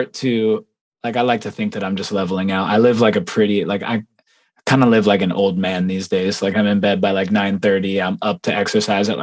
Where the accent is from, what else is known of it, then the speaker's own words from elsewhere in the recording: Las Vegas, Nevada, United States; I'm from Las Vegas, Nevada, born and raised